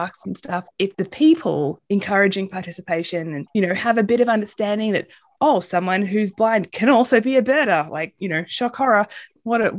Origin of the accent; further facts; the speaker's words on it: Australia; moved away as an adult; also born or lived in San Antonio, Texas; now in United States; I'm originally from Australia